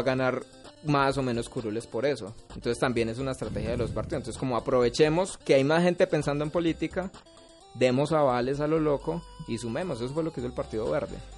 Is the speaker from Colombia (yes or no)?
yes; Pereira, Risaralda, Colombia; Yo soy de Cuba